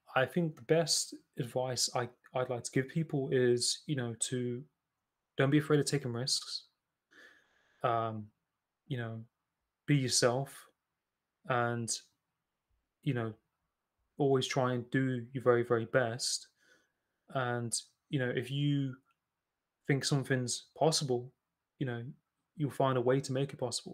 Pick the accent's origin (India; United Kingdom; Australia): United Kingdom; Nottingham, East Midlands; I'm originally from Nottingham